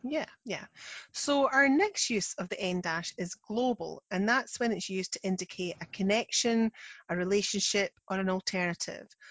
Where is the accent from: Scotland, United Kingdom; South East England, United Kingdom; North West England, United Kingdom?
Scotland, United Kingdom; I'm the Scottish one